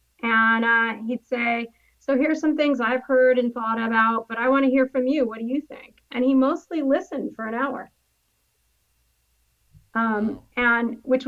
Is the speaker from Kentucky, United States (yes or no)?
no; Los Angeles, California, United States; In L.A.